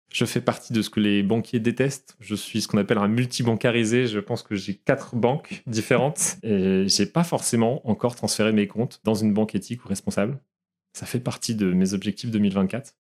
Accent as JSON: {"language": "French", "region": "Brittany", "country": "France", "said": "Comme je suis breton d'origine"}